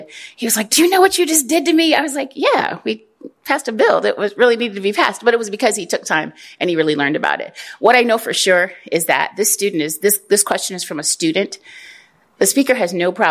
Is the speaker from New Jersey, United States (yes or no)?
no; Springfield, Illinois, United States; also born or lived in Chicago; I grew up in Springfield.